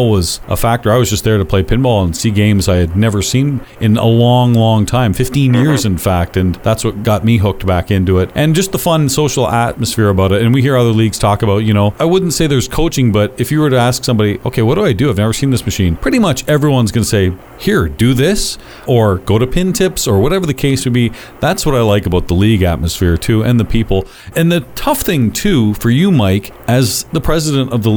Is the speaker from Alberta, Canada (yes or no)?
no; London, Ontario, Canada; I'm born and raised in London, but I don't live in the city anymore.